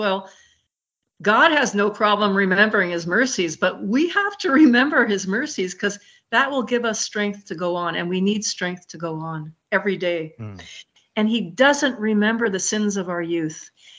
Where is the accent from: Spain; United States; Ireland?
Ireland; I told you this before, I'm Irish and I'm a storyteller, so I have a lot of stories.